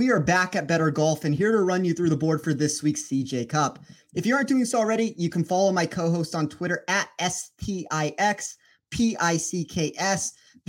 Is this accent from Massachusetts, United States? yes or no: no; Las Vegas, Nevada, United States; you were in my hometown.